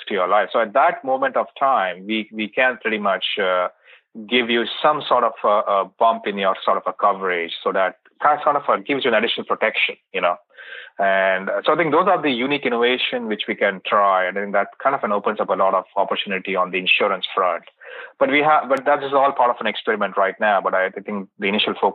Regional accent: India; moved away; I was born and brought up in India

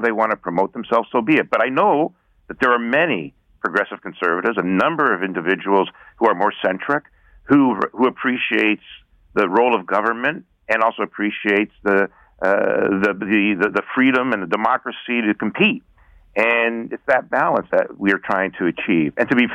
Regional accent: Canada; I am looking at this as a Canadian

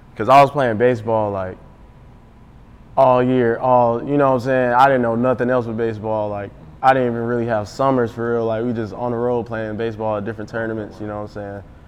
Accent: Atlanta, Georgia, United States; growing up in Atlanta

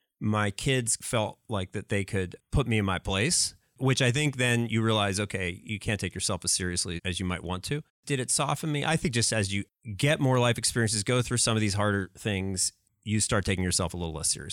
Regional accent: Pennsylvania, United States; So I grew up in Pennsylvania, outside of Philadelphia.

